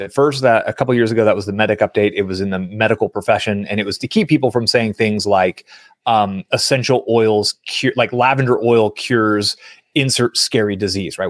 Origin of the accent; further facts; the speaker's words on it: San Francisco Bay Area, California, United States; I grew up in the San Francisco Bay Area during the dot-com boom